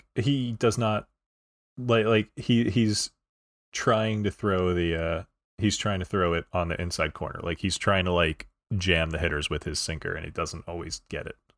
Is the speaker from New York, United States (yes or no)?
yes; New York, United States; I'm from New York